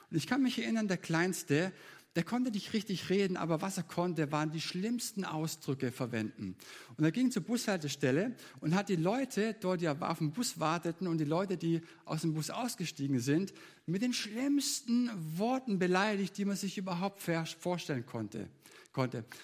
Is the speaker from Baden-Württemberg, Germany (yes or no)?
yes; Leonberg, Baden-Württemberg, Germany; Ich bin in Leonberg aufgewachsen und wir hatten in der Nachbarschaft eine Straße weiter eine, eine 15-köpfige Familie